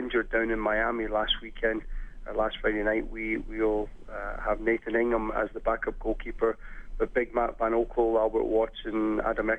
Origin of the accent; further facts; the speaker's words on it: Scotland, United Kingdom; now in Edmonton, Canada; I'm from Scotland